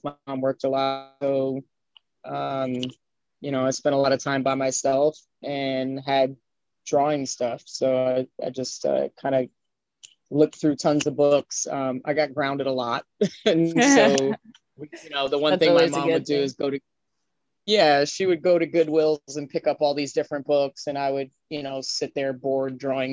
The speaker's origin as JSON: {"language": "English", "town": "Miami Beach", "region": "Florida", "country": "United States", "tie": "born or raised there", "also_born_or_lived": "Brooklyn / California", "said": "I grew up in Florida"}